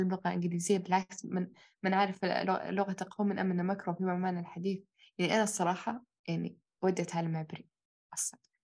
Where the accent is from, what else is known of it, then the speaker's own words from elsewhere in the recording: Saudi Arabia; احنا كلنا عرب كلنا تربينا في السعودية